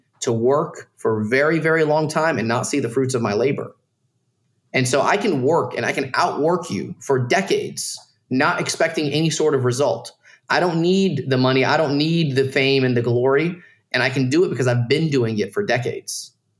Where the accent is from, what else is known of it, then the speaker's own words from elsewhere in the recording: Dalton, Georgia, United States; I grew up in Dalton, Georgia, around a bunch of Mexicans, dude. Like, everyone was poor.